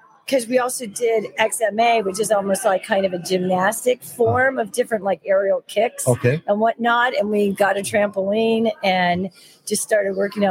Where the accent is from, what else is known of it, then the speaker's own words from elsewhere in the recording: Los Angeles, California, United States; accent: Valley girl; I was born and raised in Studio City, California.